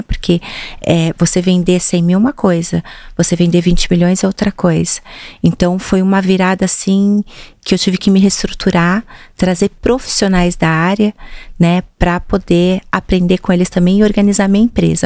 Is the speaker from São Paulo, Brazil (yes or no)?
yes; Jundiaí, São Paulo, Brazil; moved away as an adult; now in São Paulo, Brazil; Eu sou de Jundiaí